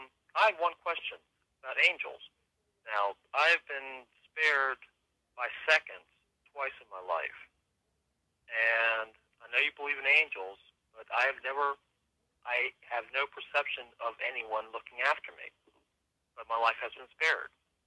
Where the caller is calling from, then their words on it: Hyattsville, Maryland, United States; I'm calling from Hyattsville, Maryland.